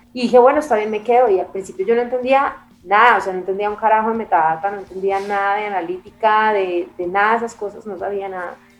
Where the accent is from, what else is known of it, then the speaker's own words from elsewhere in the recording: Bogotá, Colombia; yo soy una bogotana de papá italiano, que estudié en un colegio que es el Leonardo da Vinci